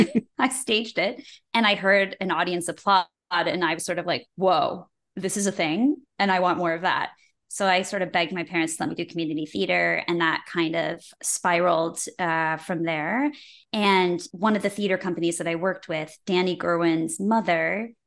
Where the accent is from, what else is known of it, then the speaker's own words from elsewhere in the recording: West Bloomfield, Michigan, United States; I grew up in West Bloomfield, Michigan